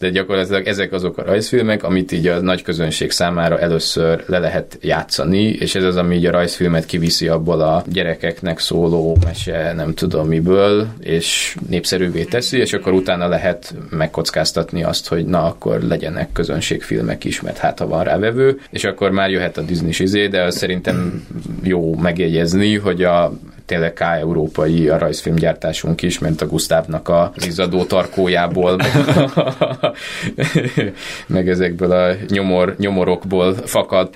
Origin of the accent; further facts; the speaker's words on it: Budapest, Hungary; szerettem Budapesten gyerek lenni